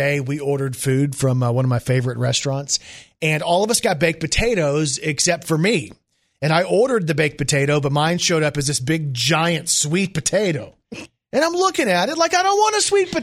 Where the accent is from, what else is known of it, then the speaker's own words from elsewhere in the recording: Texas, United States; That's my home state as well